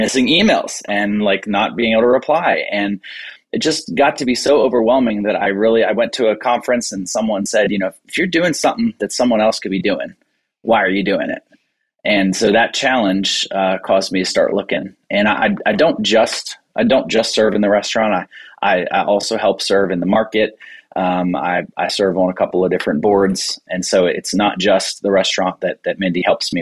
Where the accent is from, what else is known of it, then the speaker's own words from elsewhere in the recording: Bowie, Maryland, United States; I own a restaurant here in Bowie, Maryland